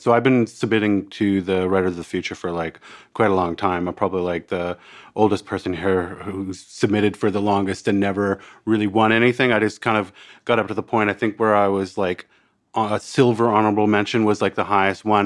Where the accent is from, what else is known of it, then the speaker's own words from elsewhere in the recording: Canada; accent: Canadian; moved away as an adult; now in Australia; I'm a, I'm a Canadian that, uh, also, uh, a, Australian